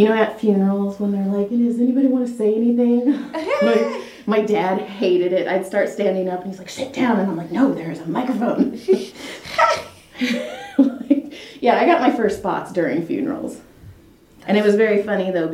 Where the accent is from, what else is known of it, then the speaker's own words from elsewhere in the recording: Madera, California, United States; also born or lived in Texas / Santa Clarita; Grew up in Madera, went to Fresno State.